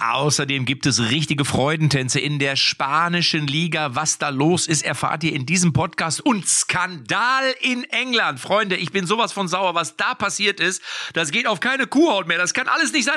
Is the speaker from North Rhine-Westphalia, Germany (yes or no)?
yes; North Rhine-Westphalia, Germany; ich komme ja aus Westfalen